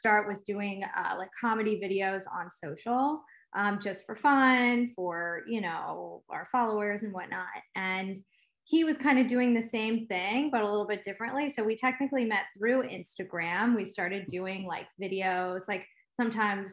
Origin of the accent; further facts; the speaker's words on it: Philadelphia, Pennsylvania, United States; I'm from Philadelphia.